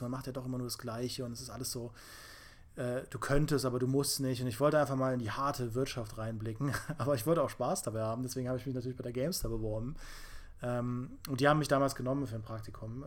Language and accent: German; Trier, Rhineland-Palatinate, Germany; Ich komme aus Trier und das ist ja älteste Stadt Deutschlands